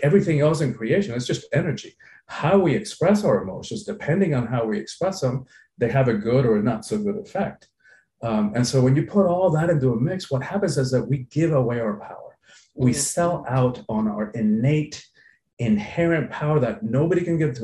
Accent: Cuba; now in Miami, United States; I'm from the Caribbean. I was born in Cuba. I've lived in Miami along for periods in my life

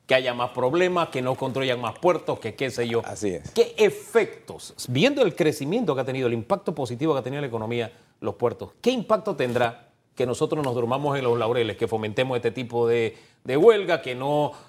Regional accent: Panama; como panameño

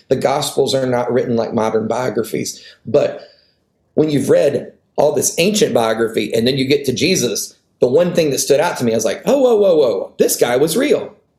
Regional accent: the North, United States; moved away; also born or lived in the South (US); in the culture I was raised in in the North

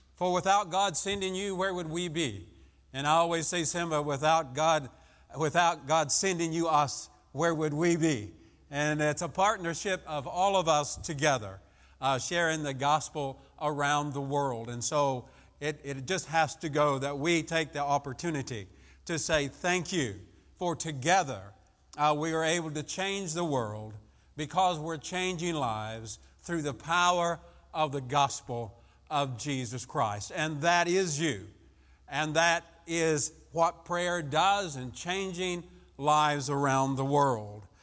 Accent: French Lick, Indiana, United States; I'm from French Lick, Indiana

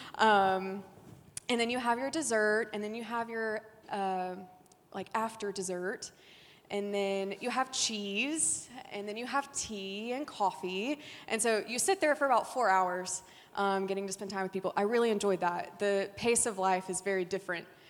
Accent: Haughton, Louisiana, United States; also born or lived in France; I grew up in Haughton, Louisiana, not too far

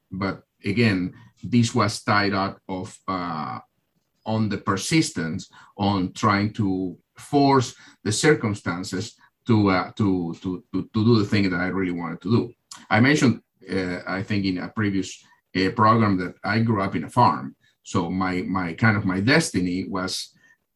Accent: Argentina; now in United States; I'm originally from Argentina

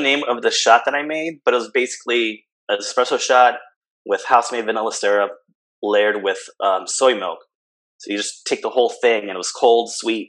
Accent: Orlando, Florida, United States; moved away as an adult; also born or lived in San Juan, Puerto Rico / Providence, Rhode Island; now in Philadelphia, United States; I was born in San Juan, Puerto Rico. And by the age of 9, we moved to Orlando, Florida, where I pretty much grew up.

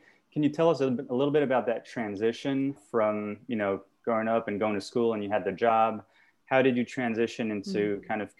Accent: France; born or raised there; moved away

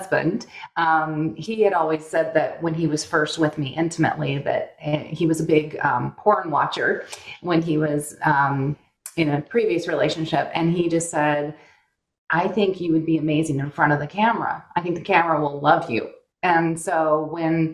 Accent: Northern California, United States; moved away as an adult; also born or lived in Burbank, California; now in Arizona, United States; by the time I was in second grade, we were in Northern California at that point, and stayed there my whole life

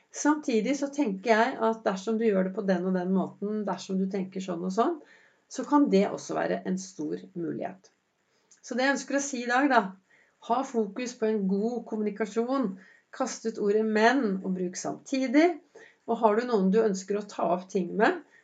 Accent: Oslo, Norway; Jeg vokste jo opp eh, på, på Vinderen

